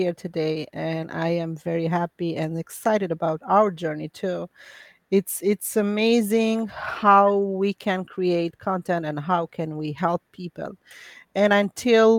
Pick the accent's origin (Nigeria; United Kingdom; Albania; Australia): Albania; English is a second language; moved away as an adult; I'm an immigrant from Albania, just like yourself, first generation